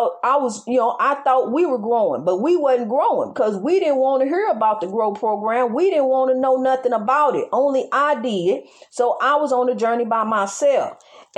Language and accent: English; United States; I'm an American citizen just like you is. I was born over here just like you was